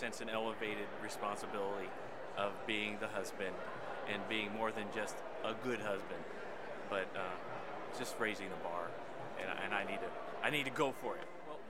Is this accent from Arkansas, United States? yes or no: yes; Little Rock, Arkansas, United States; we're from Little Rock.